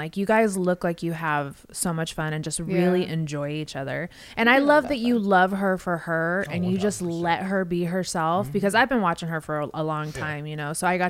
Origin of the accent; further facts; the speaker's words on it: West Coast, United States; I'm from the West Coast, so I know.